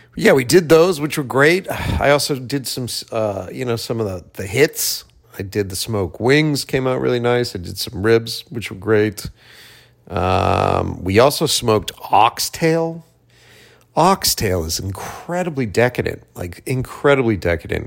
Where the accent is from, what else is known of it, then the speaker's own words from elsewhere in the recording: Boston, Massachusetts, United States; now in Los Angeles, United States; came back to my hometown, uh, Boston